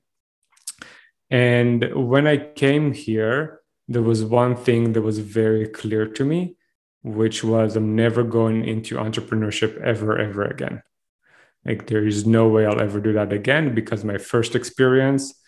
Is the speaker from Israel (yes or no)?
yes; Israel; accent: thick Israeli accent; moved away as an adult; now in Canada; I'm originally from Israel. I was enlisted to the army when I was 18